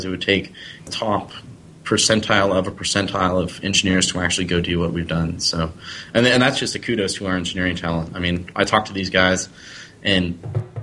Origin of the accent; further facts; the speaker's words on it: the Northwest, Pacific Northwest, United States; I'm from the Northwest